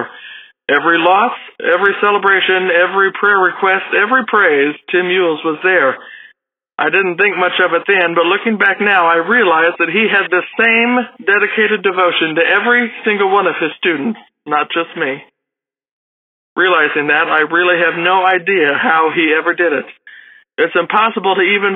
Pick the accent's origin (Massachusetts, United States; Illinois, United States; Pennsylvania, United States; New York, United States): Illinois, United States; Johnston City; I'm from Johnston City, Illinois